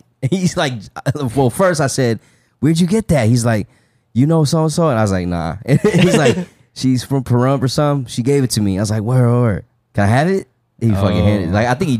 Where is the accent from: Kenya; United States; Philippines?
Philippines; born there; I was born in the Philippines.